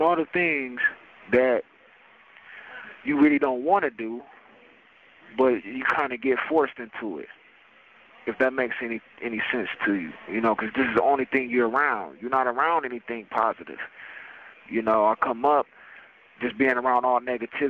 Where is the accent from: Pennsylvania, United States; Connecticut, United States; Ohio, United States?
Ohio, United States; Canton; I came from Canton, Ohio, you know, better known as the Hall of Fame State, Pro Football Hall of Fame. Came up, you know, on the northwest end of Canton.